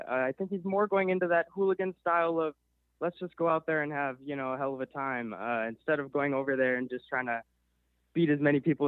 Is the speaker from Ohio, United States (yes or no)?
no; Milwaukee, Wisconsin, United States; I was born right here in Milwaukee, Wisconsin